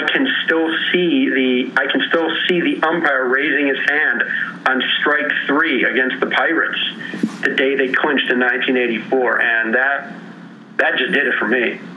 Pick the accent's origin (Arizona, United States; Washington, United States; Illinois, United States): Illinois, United States; Chicago; I grew up in Chicago. Uh, my mother had grown up in Chicago a, uh, in a house down the block from ours.